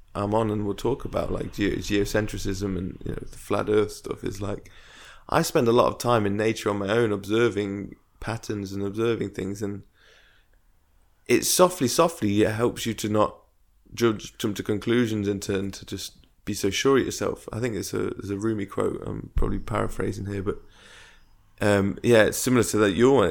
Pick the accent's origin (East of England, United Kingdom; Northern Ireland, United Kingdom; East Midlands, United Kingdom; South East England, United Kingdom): East Midlands, United Kingdom; Derby; moved away; I moved back to my hometown, Derby, where we are now